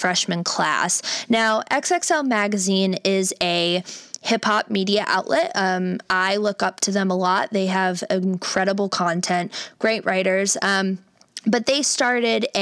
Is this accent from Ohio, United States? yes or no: yes; Cleveland, Ohio, United States; moved away; my hometown of Cleveland, Ohio